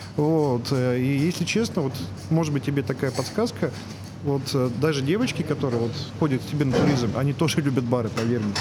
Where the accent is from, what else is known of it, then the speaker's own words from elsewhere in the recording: Moscow, Russia; мы, москвичи